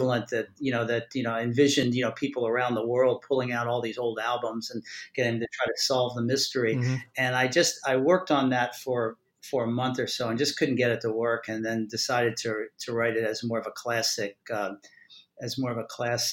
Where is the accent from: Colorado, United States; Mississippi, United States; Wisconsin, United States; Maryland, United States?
Maryland, United States; I'm from Maryland.